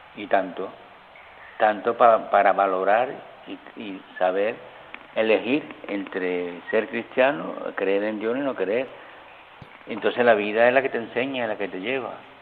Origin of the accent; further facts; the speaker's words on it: a village in Seville province, Andalusia, Spain; moved away as an adult; now in Canary Islands, Spain; yo me crié en un pueblo chico, en un pueblo de Sevilla, un pueblo de colonización